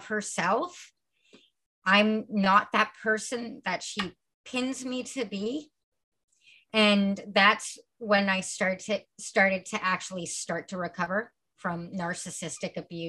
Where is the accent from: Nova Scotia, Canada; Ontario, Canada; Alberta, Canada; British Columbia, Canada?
Ontario, Canada; Milton; also born or lived in Acton / Ottawa / Kitchener; now in Toronto, Canada; I was raised in Milton, and then I moved to Acton, then I moved to Ottawa, then I moved to Kitchener. I've been everywhere